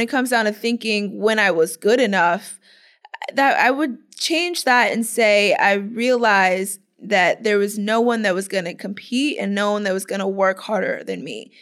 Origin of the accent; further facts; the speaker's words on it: Clearwater, Florida, United States; am from Clearwater, Florida